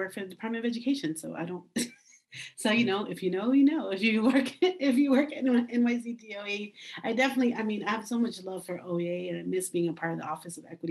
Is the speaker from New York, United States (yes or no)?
yes; New York City, New York, United States; Mine's is Washington Heights.